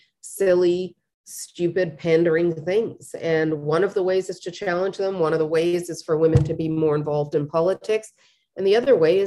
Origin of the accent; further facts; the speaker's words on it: Canada; we are Canadian, not American